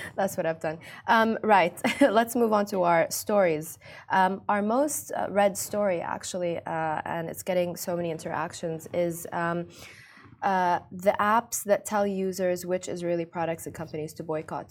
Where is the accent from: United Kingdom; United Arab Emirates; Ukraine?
United Arab Emirates; Ras Al Khaimah; Ras Lakhema. It's my hometown